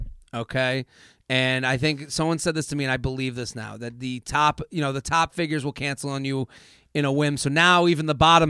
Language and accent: English; Boston, Massachusetts, United States; I'm from Boston.